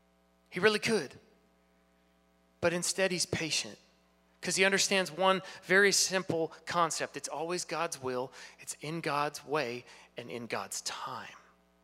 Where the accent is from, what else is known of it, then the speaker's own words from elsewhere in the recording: Ottawa, Ontario, Canada; I grew up in Ottawa playing hockey, too many concussions and all those things later.